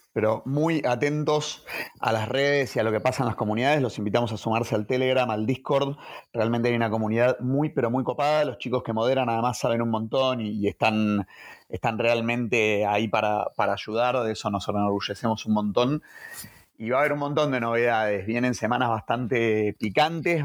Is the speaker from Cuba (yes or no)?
no; Argentina; somos argentinos